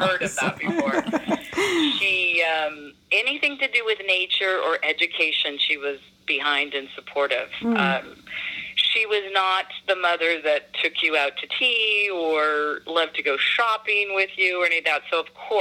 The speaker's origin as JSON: {"language": "English", "town": "San Jose", "region": "California", "country": "United States", "tie": "born or raised there", "said": "I was born in San Jose, California"}